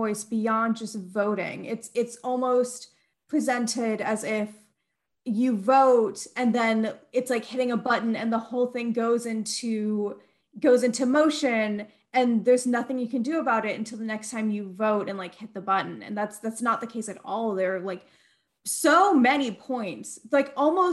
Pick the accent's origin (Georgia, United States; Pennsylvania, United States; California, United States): Georgia, United States; I was born and raised in Georgia. I went through Georgia public schools K-12